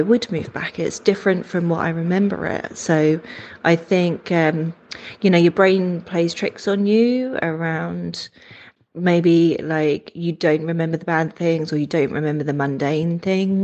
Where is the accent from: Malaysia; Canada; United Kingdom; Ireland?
United Kingdom; England; moved away as an adult; now in Melbourne, Australia; I am originally from England and I live in Australia